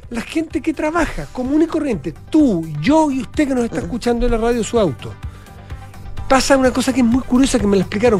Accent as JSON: {"language": "Spanish", "country": "Chile", "said": "como cualquier chileno que me toca ir a Buenos Aires"}